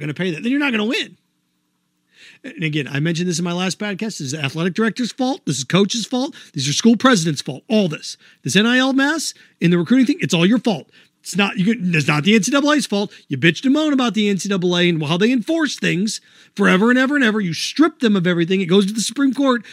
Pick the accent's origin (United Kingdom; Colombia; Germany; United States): United States; Midwest; moved away; also born or lived in Florida; I moved away from the Midwest. Because everywhere I live, I don't have the bias that I grew up with.